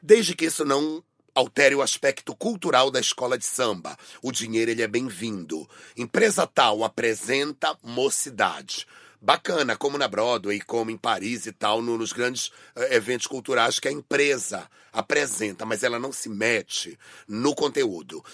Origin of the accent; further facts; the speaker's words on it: Brazil; eu sou da Amazônia